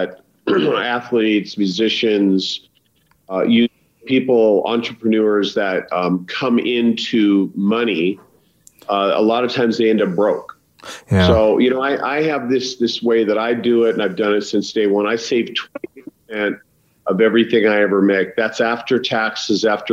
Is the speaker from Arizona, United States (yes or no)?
no; Idaho, United States; also born or lived in Los Angeles; now in Wyoming, United States; I'm literally 2 hours from where I grew up in Idaho